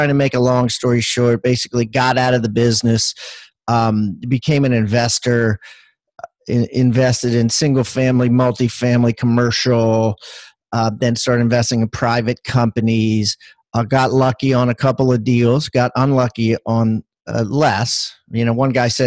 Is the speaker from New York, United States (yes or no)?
no; Maryland, United States; moved away as an adult; now in South Carolina, United States; I live in South Carolina and I am from Maryland.